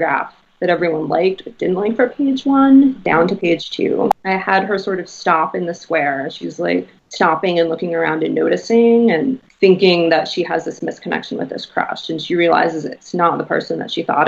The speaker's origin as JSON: {"language": "English", "town": "Boston", "region": "Massachusetts", "country": "United States", "tie": "born or raised there", "said": "growing up in Boston"}